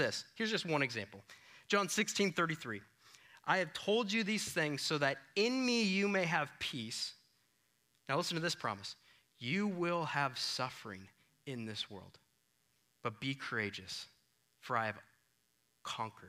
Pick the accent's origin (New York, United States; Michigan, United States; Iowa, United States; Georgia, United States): Iowa, United States; moved away; I'm from Iowa.